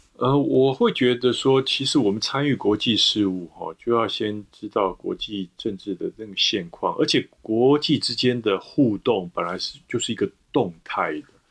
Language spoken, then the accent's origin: Chinese; Taiwan; 我来自台湾